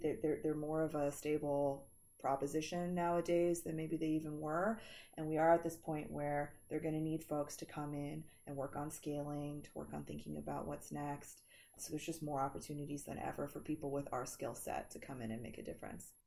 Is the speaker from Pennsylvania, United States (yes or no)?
yes; Philadelphia, Pennsylvania, United States; my hometown of Philly